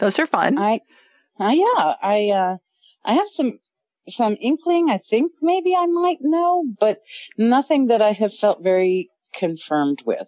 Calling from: Memphis, Tennessee, United States; I'm calling in from Memphis, Tennessee

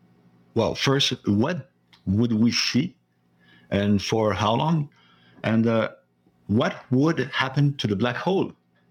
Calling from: Sherbrooke, Quebec, Canada; Salut, Fred and Andrew. … from Sherbrooke in Quebec.

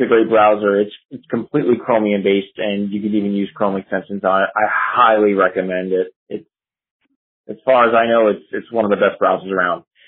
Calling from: New Jersey, United States; I'm calling from New Jersey

